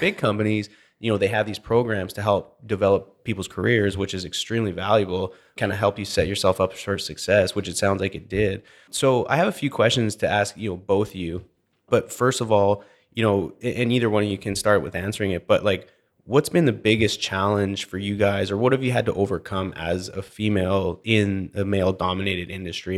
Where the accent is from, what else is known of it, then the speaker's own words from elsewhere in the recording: British Columbia, Canada; also born or lived in Alberta; now in Houston, United States; growing up in British Columbia